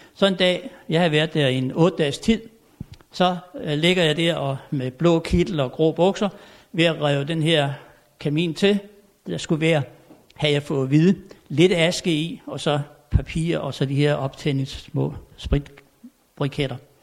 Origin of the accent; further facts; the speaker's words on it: Tommerup, Southern Denmark, Denmark; moved away; jeg er født og opvokset derovre på Fyn i en lille stationsby, der hed Tommerup.